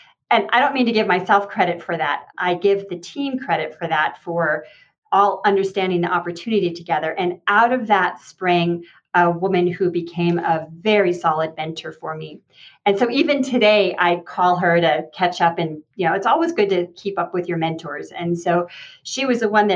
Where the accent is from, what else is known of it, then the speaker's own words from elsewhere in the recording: Santa Fe, New Mexico, United States; I'm from Santa Fe, New Mexico. My family's been here for generations.